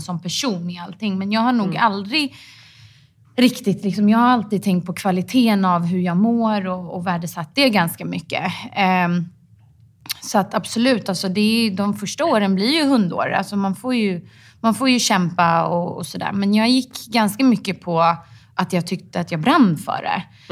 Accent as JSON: {"language": "Swedish", "town": "Stockholm", "region": "Stockholm County", "country": "Sweden", "said": "Jag är från eh, Stockholm."}